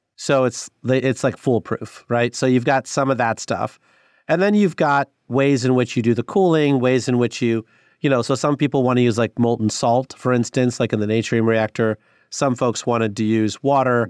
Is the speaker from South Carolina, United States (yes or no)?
no; Sterling, Illinois, United States; I grew up in Illinois, Northwest Illinois, in Sterling